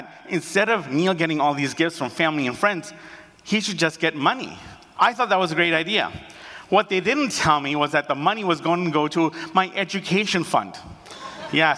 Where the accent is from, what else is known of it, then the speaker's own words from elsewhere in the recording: Canada; also born or lived in Uganda / United Kingdom; I was born in Uganda. And then at the age of 18 months, we fled Uganda and we went to the United Kingdom for 2 years. And after that, we came to Canada.